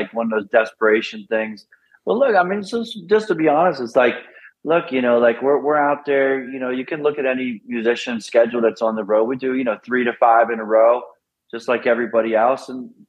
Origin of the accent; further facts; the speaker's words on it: Pennsylvania, United States; Oh, that was from the race scene growing up in the Poconos there.